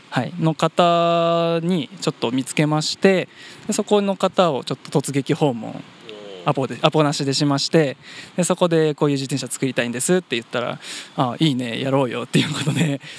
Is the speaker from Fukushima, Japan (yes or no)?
yes; Fukushima, Japan; moved away as an adult; also born or lived in Tochigi; now in Kawagoe, Japan; 私福島県出身なんですけども